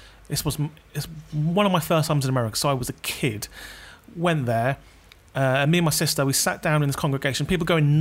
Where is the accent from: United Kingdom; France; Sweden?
United Kingdom; London; I'm from London.